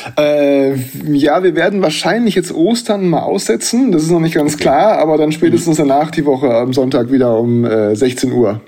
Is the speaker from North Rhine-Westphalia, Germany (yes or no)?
yes; Bielefeld, North Rhine-Westphalia, Germany; moved away; in meiner Heimatstadt